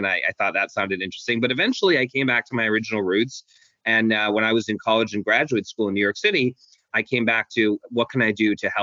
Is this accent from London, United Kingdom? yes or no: yes; London, United Kingdom; moved away; also born or lived in Hong Kong; I was born in Hong Kong, and then grew up in London, England.